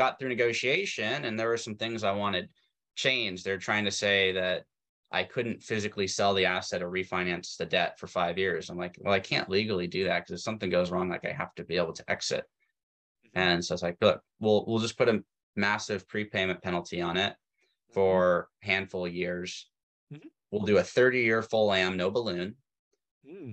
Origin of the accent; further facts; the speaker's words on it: Tacoma, Washington, United States; I grew up in Tacoma, which was just south of Seattle